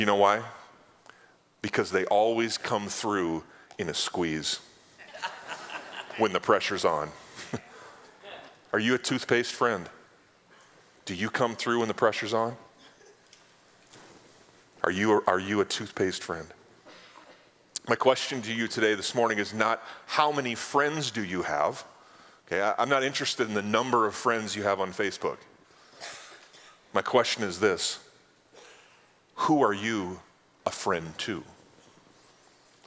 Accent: North Dakota, United States; moved away as an adult; now in South Dakota, United States; I grew up in North

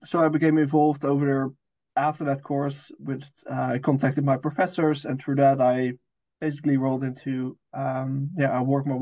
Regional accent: near Amsterdam, North Holland, Netherlands; moved away as an adult; now in Oxford, United Kingdom; I'm originally from the Netherlands, close to Amsterdam, the big capital of the Netherlands.

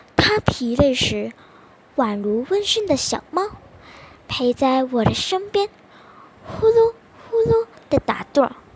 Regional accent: Negeri Sembilan, Malaysia; 我是来自世美兰州的

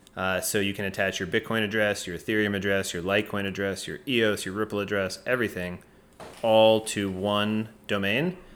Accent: Atlanta, Georgia, United States; moved away as an adult; now in San Francisco, United States; I'm from Atlanta

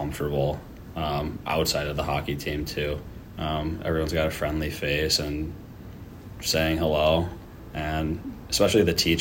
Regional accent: Minnesota, United States; So I'm from Minnesota. I went to a Minnesota Wild game when I was like 3 years old or something. Yeah. And my brother and I just fell in love with it and grew up playing on the pond.

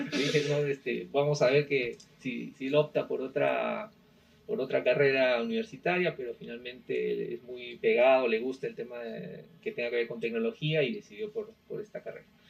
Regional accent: Arequipa, Peru; moved away as an adult; also born or lived in Moquegua / Tacna; now in Lima, Peru; yo nací, soy arequipeño, nací en, Arequipa, obviamente. Este, actualmente eh, tengo ya prácticamente más de 15 años viviendo en Lima. Yo estudié todos mis estudios secundarios, universitarios en Arequipa

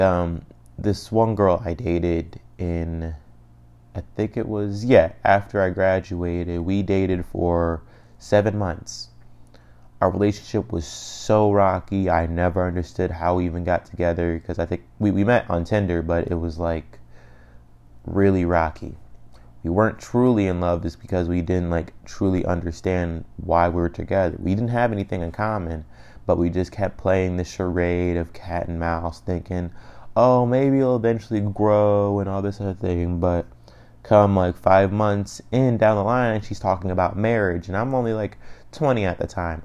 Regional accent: Cleveland, Ohio, United States; I'm from Cleveland

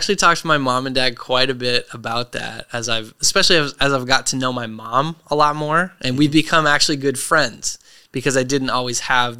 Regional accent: Portland, Maine, United States; So we grew up in Maine. I feel pretty grounded by the fact that I grew up there, you know, split time between my dad's house and the big city in Portland.

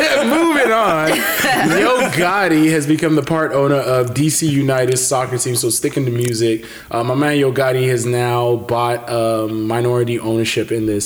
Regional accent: Nigeria; moved away; I'm from Nigeria.

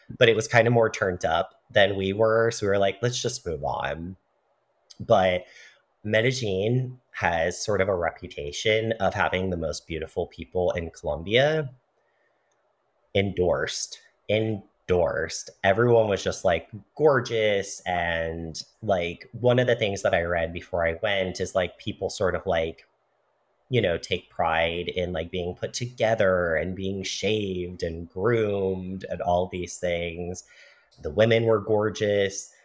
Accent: United States; Being white, being a man, being cisgender, being American

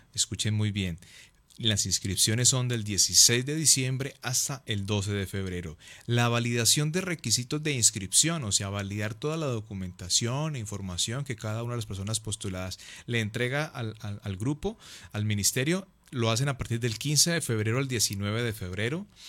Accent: Palmira, Valle del Cauca, Colombia

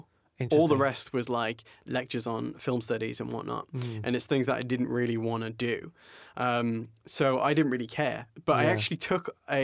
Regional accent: Barry, Wales, United Kingdom; now in London, United Kingdom; for me, coming from Wales

